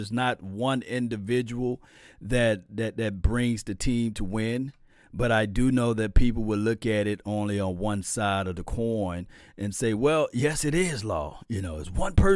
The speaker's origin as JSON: {"language": "English", "region": "Mississippi", "country": "United States", "moved": "yes", "lives_now": "Dallas area, United States", "said": "I'm from Mississippi."}